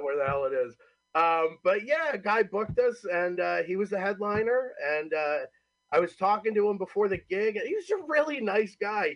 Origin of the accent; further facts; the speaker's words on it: Homer, New York, United States; moved away as an adult; also born or lived in Cortland, New York; now in New Jersey, United States; technically I'm from Homer, New York, Homer. live in Cortland, New York